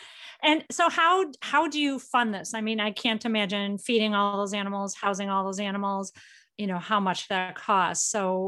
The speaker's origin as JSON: {"language": "English", "town": "Chicago", "region": "Illinois", "country": "United States", "said": "I come from Chicago, huge animal lover. I was president of an animal organization for 20 years there."}